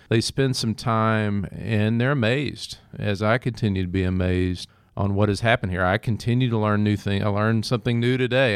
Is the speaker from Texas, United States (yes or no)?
yes; Henderson, Texas, United States; moved away as an adult; also born or lived in Mississippi; now in Waco, United States; I'm originally from Henderson, Texas, a smaller town in East Texas